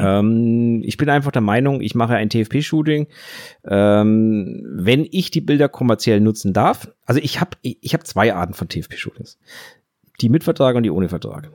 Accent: Germany; wir machen uns da als Deutsche

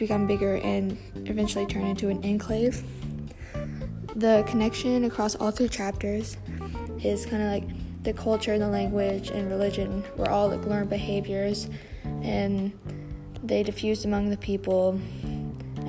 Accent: Texas, United States; I'm from Texas

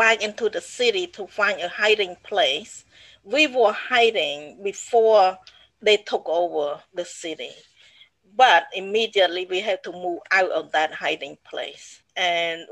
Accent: Battambang, Cambodia; English is a second language; moved away as an adult; also born or lived in Phnom Penh; now in United States; Battambang, that's my hometown

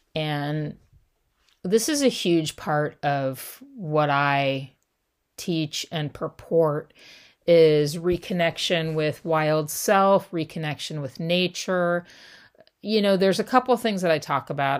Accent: Southern California, United States; I grew up in Southern California

